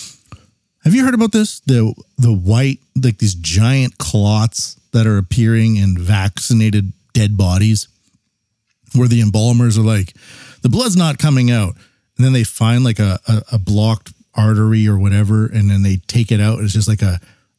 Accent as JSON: {"language": "English", "country": "Canada", "said": "I'm Canadian"}